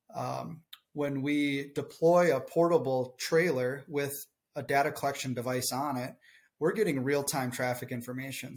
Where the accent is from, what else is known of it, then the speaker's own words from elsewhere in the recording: southern Minnesota, United States; accent: thick Minnesotan; I'm just a farm kid from southern Minnesota